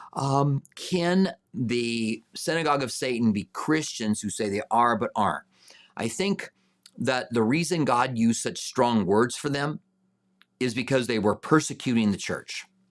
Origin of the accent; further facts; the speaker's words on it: United States; I am an American